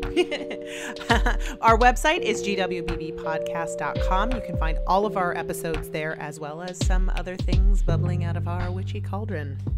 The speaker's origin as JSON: {"language": "English", "area": "near Galveston", "region": "Texas", "country": "United States", "tie": "born or raised there", "said": "I was born in Texas uh-huh. not far from Galveston"}